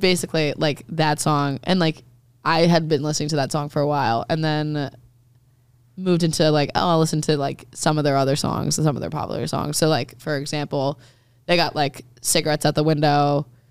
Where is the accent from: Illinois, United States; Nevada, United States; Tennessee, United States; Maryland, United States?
Maryland, United States; I just grew up listening to country 'cause I'm from Maryland, which is, like, technically the South